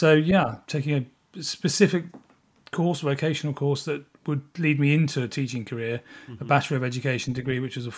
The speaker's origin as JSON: {"language": "English", "region": "South East England", "country": "United Kingdom", "tie": "born or raised there", "said": "And as a pupil growing up in North Kent, I was fortunate enough to attend a middle school."}